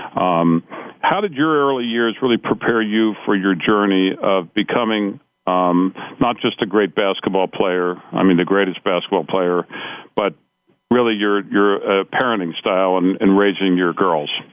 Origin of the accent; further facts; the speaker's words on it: Cincinnati, Ohio, United States; I grew up in Cincinnati